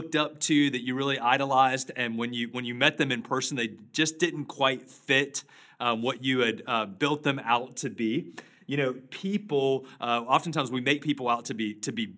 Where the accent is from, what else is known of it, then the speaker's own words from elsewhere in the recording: Charlotte, North Carolina, United States; Back in 1988, I grew up in Charlotte